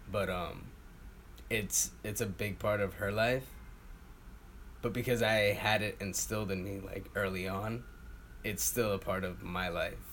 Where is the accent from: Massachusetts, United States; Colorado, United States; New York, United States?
New York, United States; Woodhaven; I was born in Woodhaven, Queens.